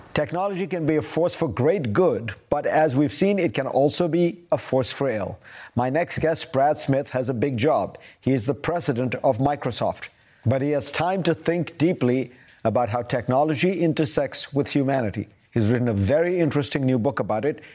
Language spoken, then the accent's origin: English; India; moved away; My country of origin is the world's largest democracy